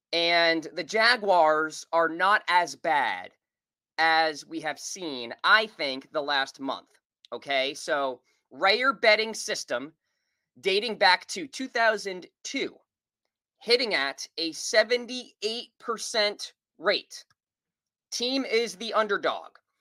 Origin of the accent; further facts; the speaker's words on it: Nashua, New Hampshire, United States; moved away; I am doing the show this week and next week from Nashua, New Hampshire, my hometown.